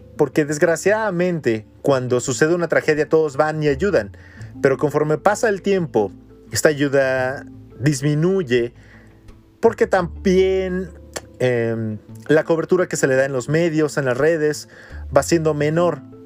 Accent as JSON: {"language": "Spanish", "country": "Mexico", "said": "los mexicanos actuales somos una mezcla de todo"}